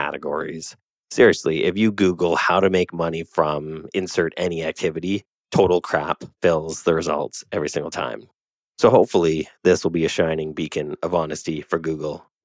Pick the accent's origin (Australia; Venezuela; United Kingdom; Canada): Canada; I'm Canadian